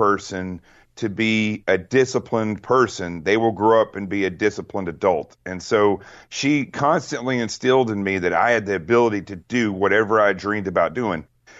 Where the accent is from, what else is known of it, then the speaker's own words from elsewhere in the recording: Arkansas, United States; Well, so I grew up in Arkansas in the middle of nowhere, and we had pump water in an outhouse